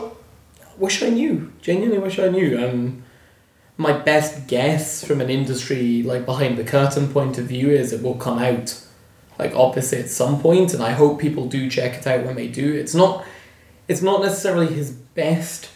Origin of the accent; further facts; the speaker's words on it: Stranraer, Scotland, United Kingdom; I grew up in Stranraer